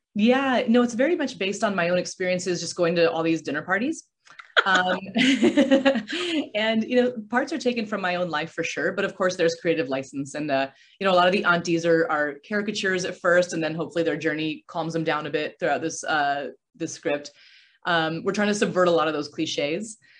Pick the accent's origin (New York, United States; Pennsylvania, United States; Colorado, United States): Colorado, United States; Aurora; moved away as an adult; also born or lived in California; I grew up in Aurora, Colorado